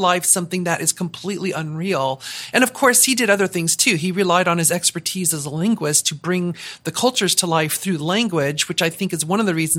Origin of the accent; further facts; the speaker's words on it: Southern California, United States; moved away as an adult; also born or lived in Seattle, Washington; born and raised in Southern California, lived in Seattle for half my life, so very West Coast U.S. kind of mindset